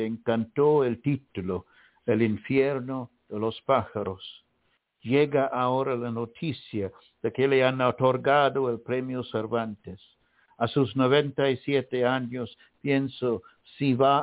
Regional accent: Sri Lanka; moved away; my own birth place, which is Ceylon

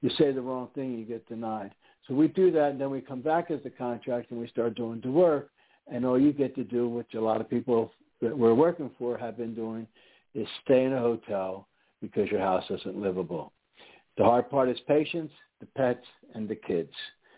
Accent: East Coast, United States; now in Houston, United States; I don't know. I'm from the East Coast.

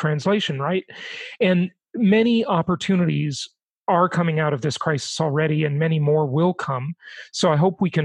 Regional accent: Los Angeles, California, United States; also born or lived in Europe; any part of LA where I grew up

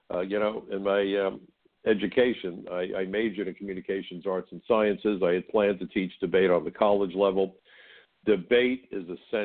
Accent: New York City, New York, United States; When I grew up in Brooklyn, I worked in a kosher deli about 10 blocks from my house

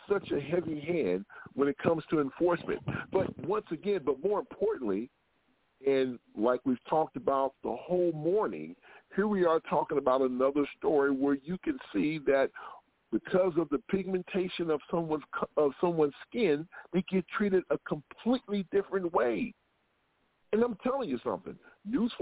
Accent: Southern Illinois, United States; I grew up in Southern Illinois

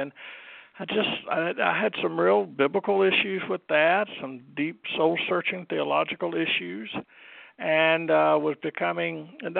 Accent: Charlotte, North Carolina, United States; also born or lived in Huntersville, North Carolina / Lake Norman area, North Carolina / Troutman, North Carolina; I was born in Charlotte. I was born about 2 months before the tragic Kennedy assassination and grew up pretty much in the Charlotte area in Huntersville for a while and then up on the Lake Norman area.

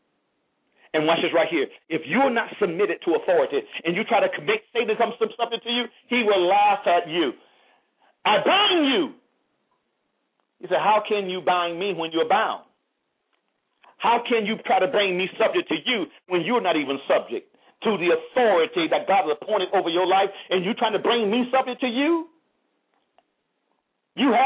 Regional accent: United States; I'm proud to be an African American.

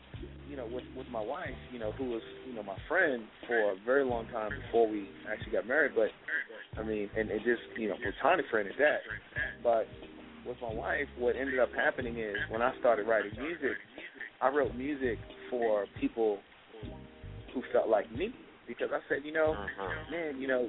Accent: Richmond, Virginia, United States; because I promote events in my hometown, Richmond, VA.

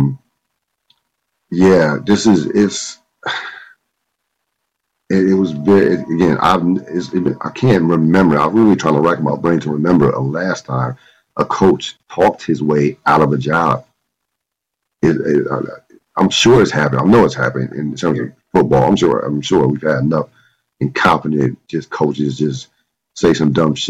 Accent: United States; also born or lived in Washington metropolitan area (DMV); now in Washington metropolitan area, United States; I grew up on New York sports with the Fan

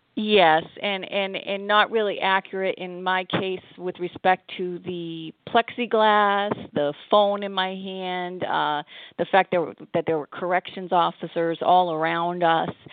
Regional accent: Massachusetts, United States; moved away as an adult; also born or lived in Montreal, Canada / Cincinnati, Ohio / Ohio; now in Connecticut, United States; I grew up in Massachusetts

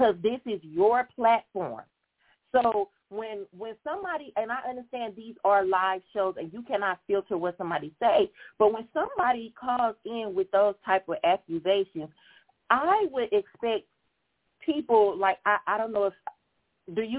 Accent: St. Louis, Missouri, United States; I'm from St. Louis

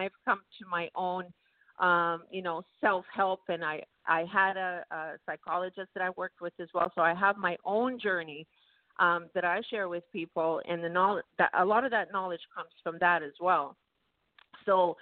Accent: Vancouver, British Columbia, Canada; now in Toronto, Canada; I actually grew up in Canada, Vancouver, Canada.

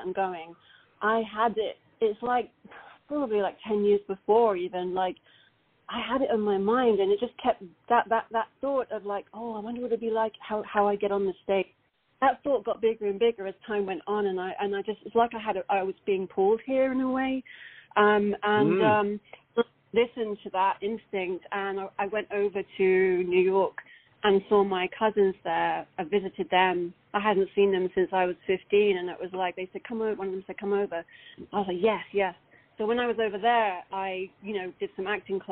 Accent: London, United Kingdom; accent: British; moved away as an adult; now in Los Angeles, United States; So although I'm born in London, I'm 100% Italian

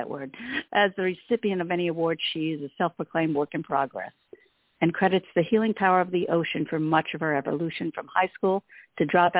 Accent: Pensacola, Florida, United States; Santa Rosa Island in Pensacola, Florida

